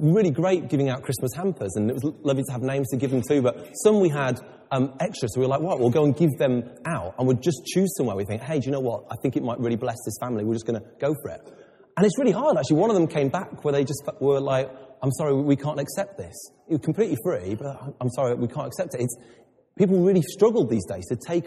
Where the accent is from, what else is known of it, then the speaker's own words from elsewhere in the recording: England, United Kingdom; I'm very English